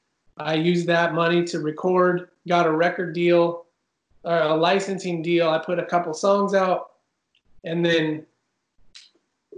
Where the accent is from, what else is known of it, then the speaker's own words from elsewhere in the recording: Oregon, United States; moved away as an adult; also born or lived in Idaho; now in Nashville, United States; I'm from Oregon. Yeah, born and raised in Oregon